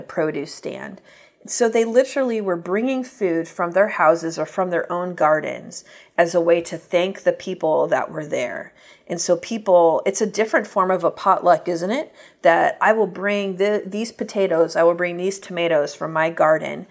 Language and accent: English; United States; moved away as an adult; now in Uganda; as an American